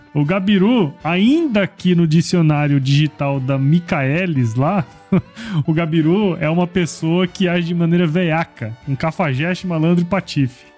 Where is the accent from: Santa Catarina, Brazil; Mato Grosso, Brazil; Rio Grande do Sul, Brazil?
Mato Grosso, Brazil; Cuiabá; moved away; Eu sou cuiabano, eu gosto de calor, sabe? Eu moro aqui